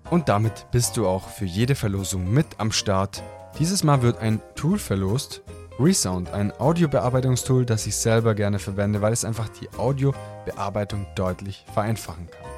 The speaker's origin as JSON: {"language": "German", "region": "Southern Germany", "country": "Germany", "said": "aus Süddeutschland"}